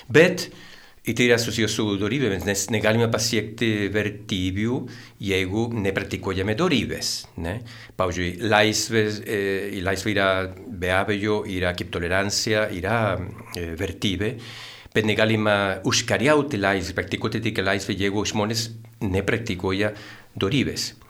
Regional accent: Santiago, Santiago Metropolitan Region, Chile; Lithuanian is a second language; moved away as an adult; now in Lithuania; Taip, aš e, atvykau į Lietuvą prieš jau 26 metus. Aš esu čilietis, gimiau sostinėje Santiagė

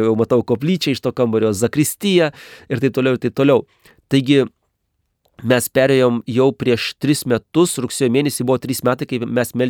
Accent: Lithuania; moved away as an adult; now in Kazakhstan; aš iš Lietuvos.

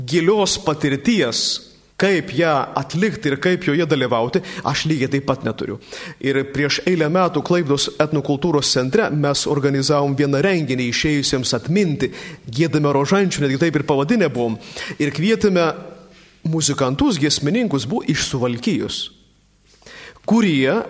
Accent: Samogitia, Lithuania; mes žemaičiai

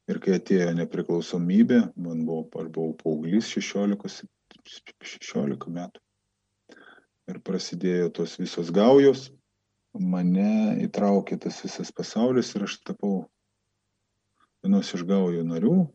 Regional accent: Klaipėda, Klaipėda County, Lithuania; moved away as an adult; now in Vilnius, Lithuania; aš esu 45 metų, neseniai Vilnietis. Visą savo gyvenimą pragyvenau Klaipėdai, Ostamesti

